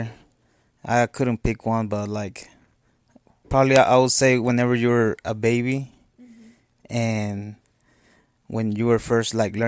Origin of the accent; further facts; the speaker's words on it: Mexico; first language Spanish; English is a second language; moved away; I'm originally from Mexico, and that's why I got an accent.